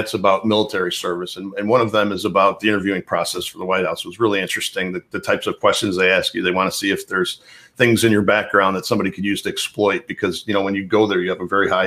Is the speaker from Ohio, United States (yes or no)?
no; Dolton, Illinois, United States; moved away as an adult; also born or lived in Chicago; I grew up in the Chicago area, a suburb just south of Chicago called Dalton, near Calumet City, Dalton, just outside of the city